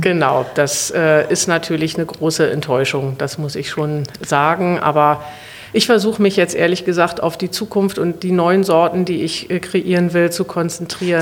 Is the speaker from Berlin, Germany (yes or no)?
yes; Berlin, Germany; in Westberlin, wo ich aufgewachsen bin